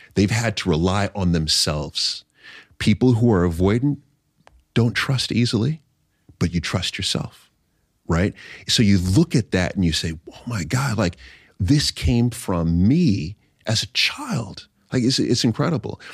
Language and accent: English; New York City, New York, United States; also born or lived in Long Island; I was born in Jamaica, Queens